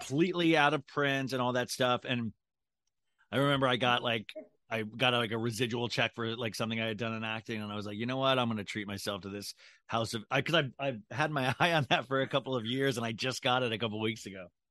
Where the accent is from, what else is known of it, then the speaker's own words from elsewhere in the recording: Kansas, United States; moved away; I grew up in Kansas